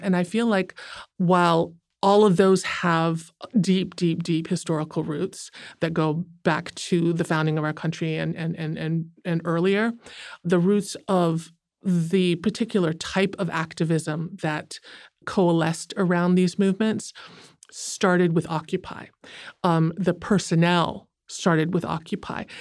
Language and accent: English; United States; I'm Asian American